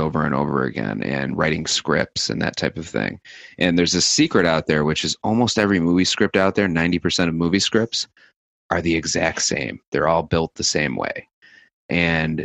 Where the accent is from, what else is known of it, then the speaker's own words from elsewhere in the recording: New York City, New York, United States; being cynical as a New Yorker combined with my sales background